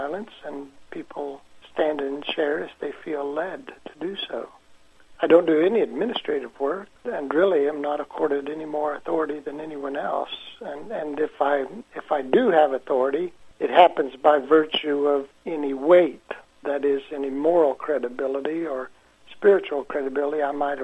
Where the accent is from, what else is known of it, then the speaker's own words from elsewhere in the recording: Danville, Indiana, United States; moved away; I was born in Danville, Indiana, which is about 20 miles west of Indianapolis, and moved back here about 10 years ago